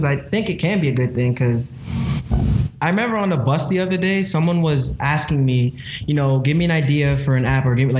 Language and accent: English; New York, United States; the office is in Brooklyn, and I was born here as well